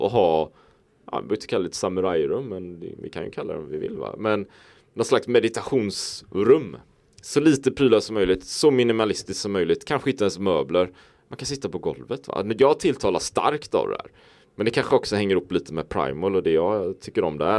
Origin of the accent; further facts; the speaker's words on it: Sweden; vi då kanske jämförelsevis ofta lever hemma i Sverige